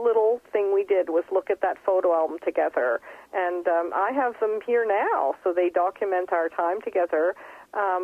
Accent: Fredericton, New Brunswick, Canada; moved away as an adult; now in Berlin, Germany; I had quite an extraordinary growing up in Fredericton in a huge house with boa constrictors and tarantulas

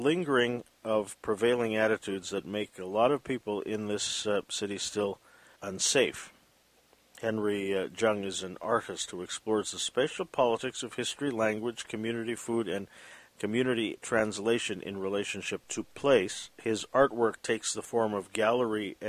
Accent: Vancouver, British Columbia, Canada; growing up here in Vancouver

